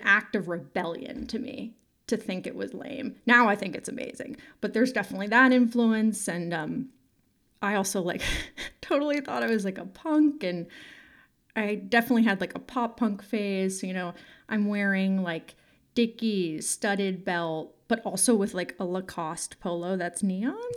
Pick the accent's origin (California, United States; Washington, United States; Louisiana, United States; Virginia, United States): California, United States; San Francisco; I'm from San Francisco and sort of grew up there in the nineties and the early aughts